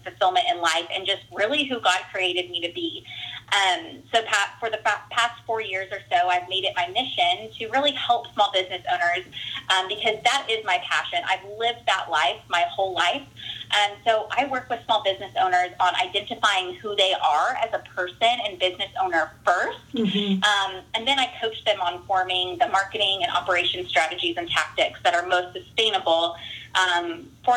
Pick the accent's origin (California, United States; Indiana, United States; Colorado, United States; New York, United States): California, United States; Central; moved away as an adult; now in Midwest, United States; I was born and raised in Central California